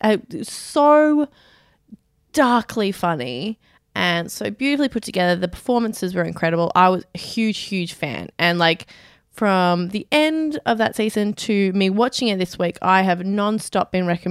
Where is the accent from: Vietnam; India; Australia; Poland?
Australia; Being Australian sucks sometimes.